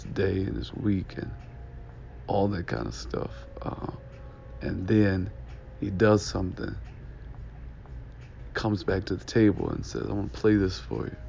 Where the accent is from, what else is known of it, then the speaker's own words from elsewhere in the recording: Detroit, Michigan, United States; ask me what city I was from, and I told him I was from Detroit